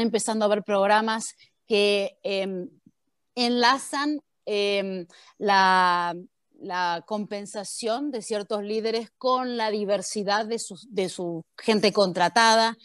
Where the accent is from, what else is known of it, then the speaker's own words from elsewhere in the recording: Argentina; moved away as an adult; now in United States; Yo viví hasta los 23 años en Argentina, donde yo era una argentina más. Y de repente me tomé un avión y llegué a Estados Unidos